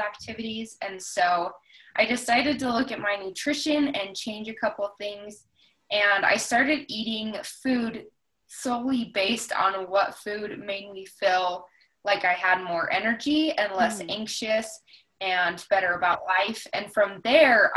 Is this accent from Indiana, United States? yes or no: no; Wyoming, United States; also born or lived in Jackson, Wyoming; I actually was born in Jackson. And then when I was about six, my family moved to a little town a little outside of Jackson, and then I've lived in various parts of Wyoming for basically the rest